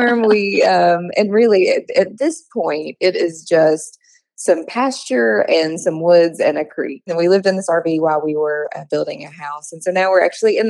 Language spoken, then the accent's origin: English; Kentucky, United States; I'm born and raised in Kentucky